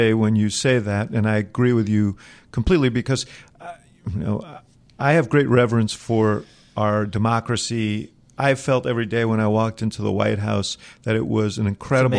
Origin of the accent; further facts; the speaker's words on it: New York, United States; now in Chicago, United States; Now I'm from New York originally